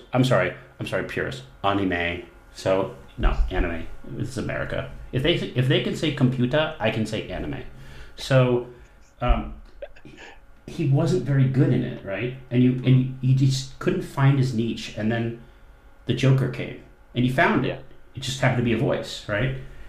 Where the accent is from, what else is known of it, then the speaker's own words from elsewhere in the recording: New Hampshire, United States; my home state is New Hampshire.